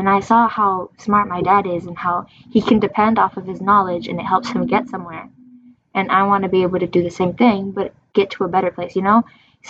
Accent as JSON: {"language": "English", "region": "Michigan", "country": "United States", "tie": "born or raised there", "also_born_or_lived": "New York"}